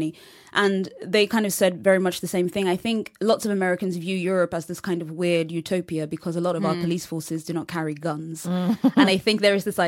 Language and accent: English; London, United Kingdom; I'm from London and most of my years in England have been in London.